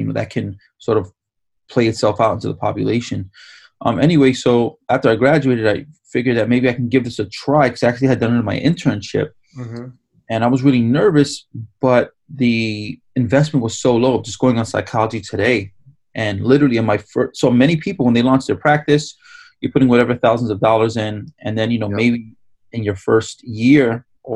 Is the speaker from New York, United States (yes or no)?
yes; New York, United States; I was born and raised in New York